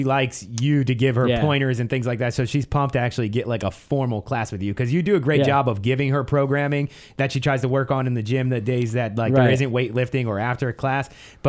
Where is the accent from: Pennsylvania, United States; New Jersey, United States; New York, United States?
Pennsylvania, United States; I've only gone skiing and only on the East Coast when I was growing up in the Poconos.